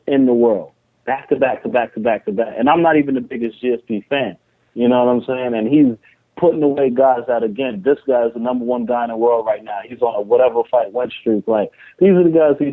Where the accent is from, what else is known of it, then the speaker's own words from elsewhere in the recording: Trinidad & Tobago; also born or lived in New York; I'm Trinidadian